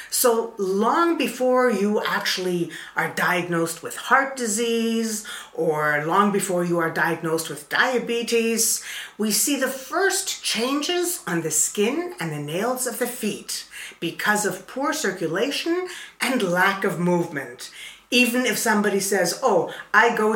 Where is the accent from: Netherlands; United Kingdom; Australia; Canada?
Canada; I am from Canada.